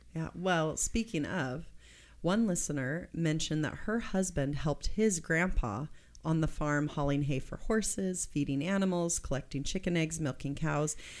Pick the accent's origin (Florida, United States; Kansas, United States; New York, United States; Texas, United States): Kansas, United States; moved away; I'm from Kansas